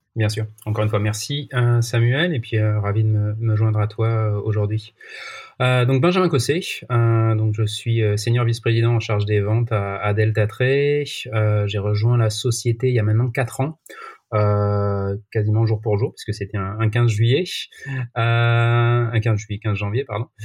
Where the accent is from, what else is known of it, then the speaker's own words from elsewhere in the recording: Marseille, Provence-Alpes-Côte d'Azur, France; je suis né à Marseille, donc voilà, j'ai évidemment toujours suivi l'OM